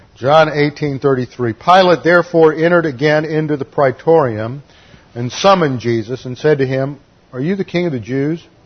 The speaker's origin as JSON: {"language": "English", "town": "Houston", "region": "Texas", "country": "United States", "tie": "born or raised there", "said": "church where I grew up in Houston"}